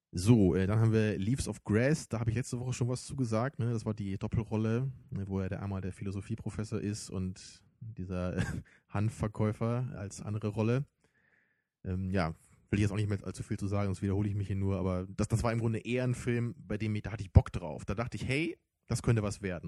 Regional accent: Germany; für uns als Deutsche

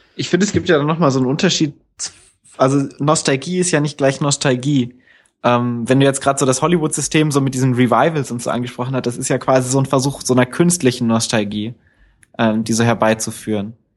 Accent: Northern Hesse, Germany; wo ich aufgewachsen bin in Nordhessen

